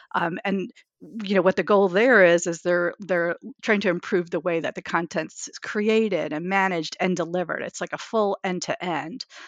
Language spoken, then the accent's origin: English; New York, United States; I'm a New Yorker